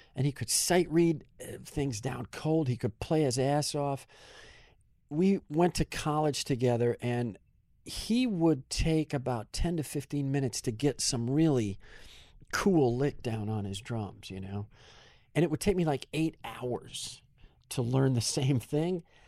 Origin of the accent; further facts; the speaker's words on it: Kenosha, Wisconsin, United States; now in California, United States; Growing up, my hometown was about twenty-five percent Italian. It's only about an hour north of Chicago.